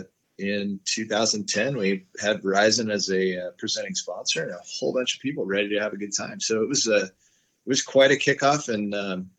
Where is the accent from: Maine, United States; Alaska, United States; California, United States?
California, United States; San Clemente; I grew up in San Clemente, California